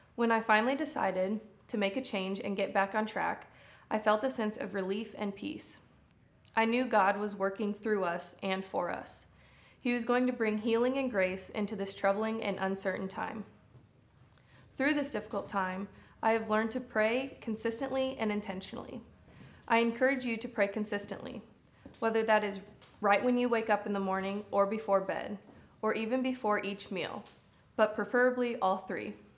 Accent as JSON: {"language": "English", "town": "Des Moines", "region": "Iowa", "country": "United States", "moved": "as an adult", "said": "I am originally from Des Moines, Iowa"}